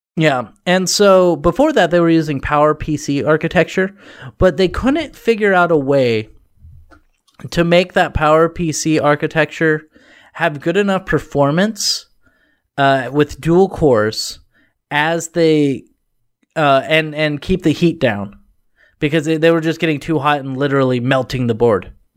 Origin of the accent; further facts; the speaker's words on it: Oregon, United States; I'm from Oregon